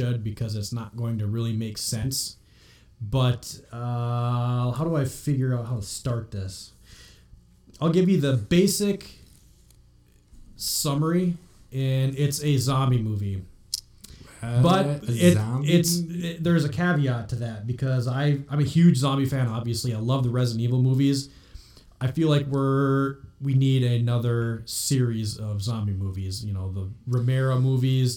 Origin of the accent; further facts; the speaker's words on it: Minnesota, United States; now in Iowa, United States; We're from Minnesota originally